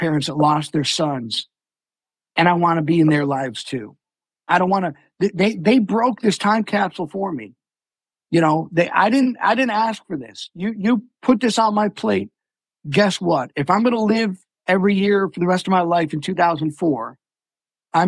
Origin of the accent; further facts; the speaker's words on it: Buffalo, New York, United States; my hometown of Buffalo